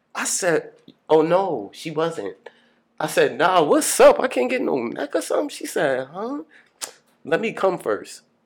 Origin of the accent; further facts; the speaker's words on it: Long Island, New York, United States; also born or lived in Bronx, New York; now in Brooklyn, United States; Growing up in Long Island, obviously I grew up with my mother and my stepfather